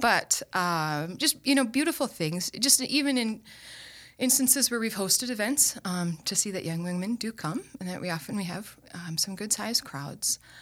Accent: Owatonna, Minnesota, United States; moved away as an adult; also born or lived in Steubenville, Ohio; now in Sioux Falls, United States; Owatonna, Minnesota.

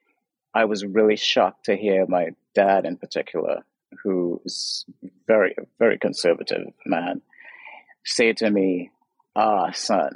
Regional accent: Trinidad & Tobago; now in Los Angeles, United States; I'm from Trinidad, so I was raised, grew up in Trinidad

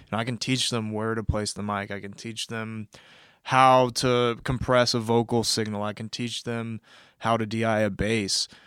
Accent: Kansas City, Missouri, United States; moved away as an adult; also born or lived in West Coast; I'm originally from Kansas City, Missouri

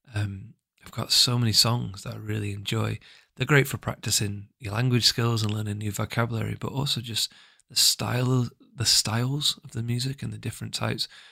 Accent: England, United Kingdom; I'm English, I come from the U K

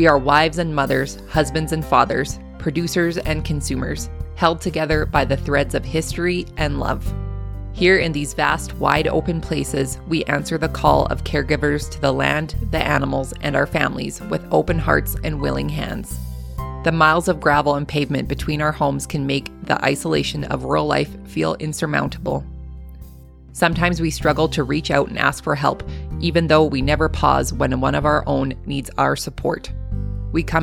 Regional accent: Canada; accent: Canadian; my Canadian accent

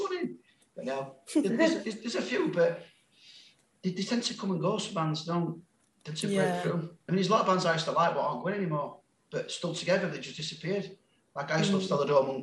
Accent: Sheffield, Yorkshire and the Humber, United Kingdom; accent: Sheffield; I think I'm very Sheffield.

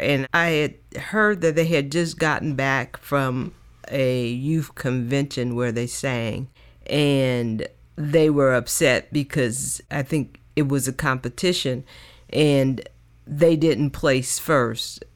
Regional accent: Oakland, California, United States; also born or lived in Richmond, California / Berkeley, California; my journey growing up in the San Francisco, Oakland Bay area

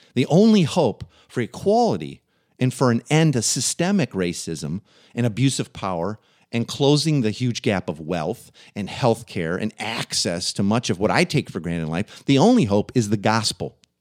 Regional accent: Waukegan, Illinois, United States; the town I grew up in, Waukegan, Illinois

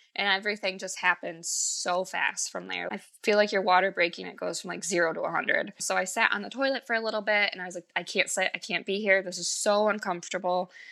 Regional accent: Michigan, United States; I'm from Michigan

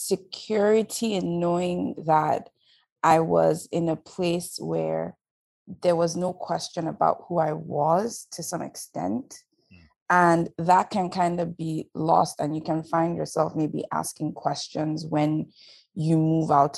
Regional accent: Lagos, Nigeria; moved away as an adult; also born or lived in Edo State, Nigeria / Kogi State, Nigeria / Delta State, Nigeria (Itsekiri ancestry); now in Toronto, Canada; I grew up in Nigeria, born and raised. I was born in Lagos, went up to high school in Lagos

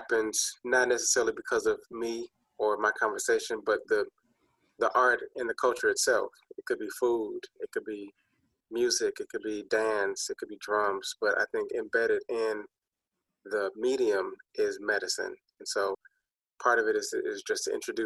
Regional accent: Chicago, Illinois, United States; I am born and raised in Chicago, so hometown

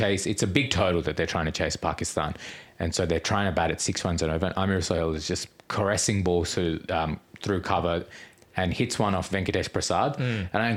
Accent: Australia; Born in Australia.

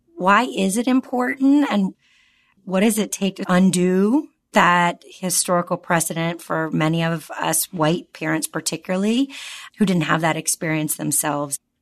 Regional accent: the South, United States; I was raised in the South and went to public schools

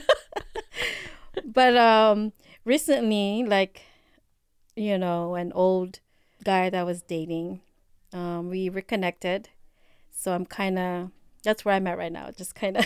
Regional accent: Philippines; accent: Filipino; my Filipino accent

